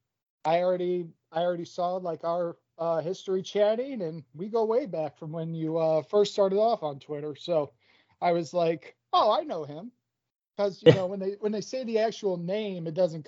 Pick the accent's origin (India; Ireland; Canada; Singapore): Ireland; Achill, Connacht; born there; Little background, I was born in Achill, Mayo, Republic of Ireland, and … is Americanized.